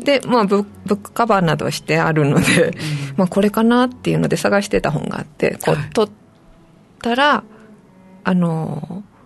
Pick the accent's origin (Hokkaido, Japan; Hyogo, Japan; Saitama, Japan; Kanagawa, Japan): Saitama, Japan; moved away as an adult; also born or lived in Tokyo; now in Nago, Japan; 出身は埼玉です